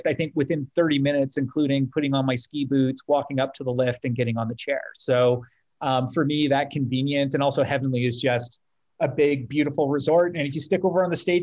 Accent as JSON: {"language": "English", "country": "Canada", "said": "my first project was in Toronto, being Canadian"}